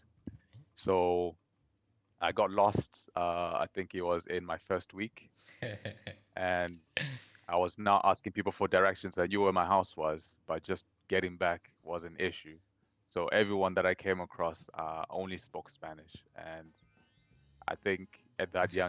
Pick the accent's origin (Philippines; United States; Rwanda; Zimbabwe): Zimbabwe; moved away as an adult; also born or lived in Kuala Lumpur, Malaysia; now in Malaysia; I am originally from Zimbabwe, and I'm currently based here in Malaysia